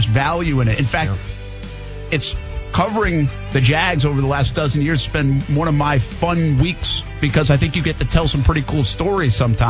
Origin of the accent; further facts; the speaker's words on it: New England, United States; moved away; also born or lived in Albany; When I grew up in New England